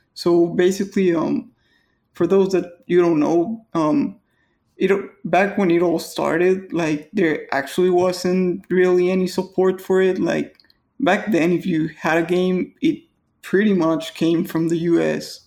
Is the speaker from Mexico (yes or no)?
yes; Mexico; English is a second language